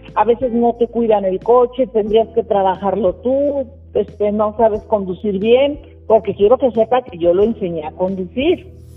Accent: Guadalajara, Jalisco, Mexico; moved away; yo soy originaria de Guadalajara

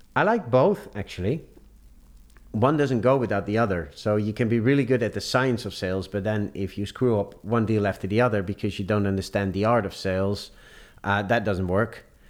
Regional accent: Amsterdam, North Holland, Netherlands; I grew up in Amsterdam. I did all my studies in Amsterdam.

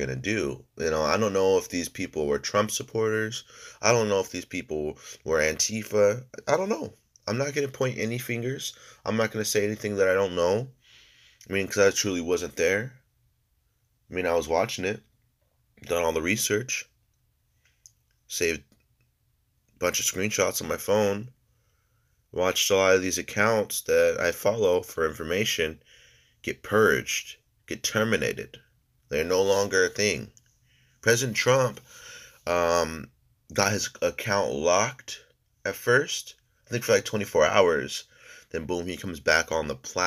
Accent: United States; we're all American people

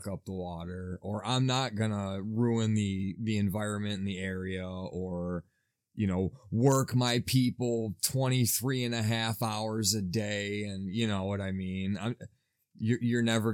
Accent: United States; I'm an American

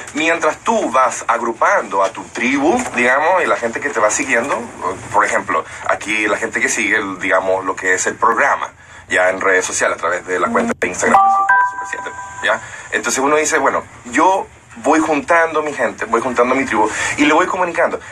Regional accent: United States; now in Dominican Republic; yo nací en Estados Unidos

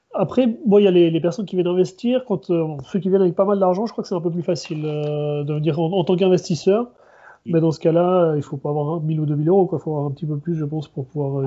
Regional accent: Switzerland; now in Chile; en tant que Suisse

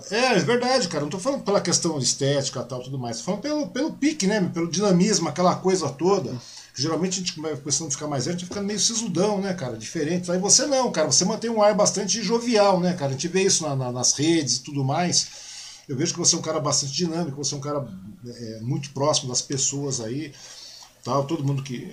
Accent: Mogi das Cruzes, São Paulo, Brazil; now in Suzano, Brazil; sou de Mogi, né, cara? Eu nasci em Mogi

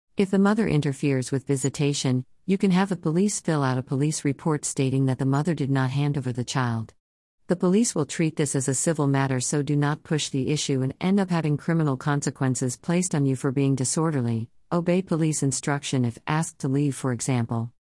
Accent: Los Angeles, California, United States; I am from Los Angeles, California

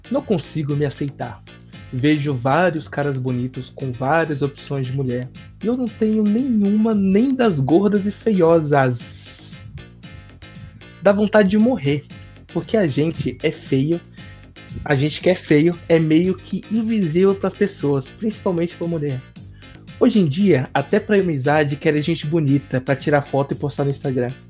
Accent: Piauí, Brazil; moved away; eu sou da sua terra, eu também sou do Piauí

